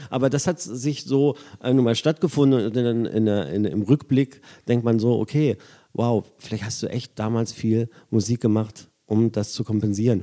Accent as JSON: {"language": "German", "town": "Braunschweig", "region": "Lower Saxony", "country": "Germany", "tie": "born or raised there", "moved": "yes", "said": "ich in meiner Heimatstadt auflege"}